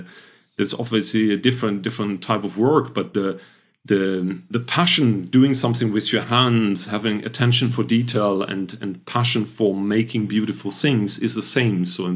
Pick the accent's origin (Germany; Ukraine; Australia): Germany; North Rhine-Westphalia; I'm German. I'm trained as an industrial designer. So I'm coming from the Rhine area, close to Düsseldorf and Cologne.